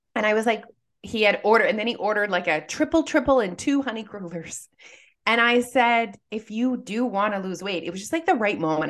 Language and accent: English; Canada; we're Canadian